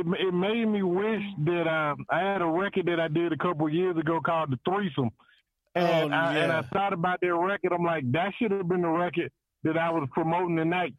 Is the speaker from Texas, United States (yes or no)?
no; Alabama, United States; I'm from Alabama, bro.